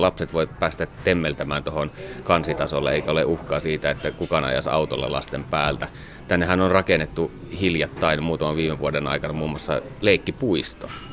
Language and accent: Finnish; Savonlinna, South Savo, Finland; moved away as an adult; now in Helsinki, Finland; Mä olin just muuttanut Savonlinnasta Helsinkiin ja mä olen siis kotoisin semmoista keltaisesta vanhasta puutalosta, joka rakennettu 1900-luvun alussa ja se sijaitsee järven rannalla